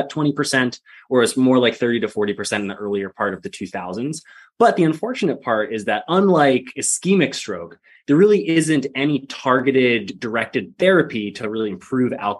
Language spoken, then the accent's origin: English; Rhode Island, United States; moved away as an adult; also born or lived in Minnesota / Oregon; now in Massachusetts, United States; I grew up in Rhode Island, a little small town in Rhode Island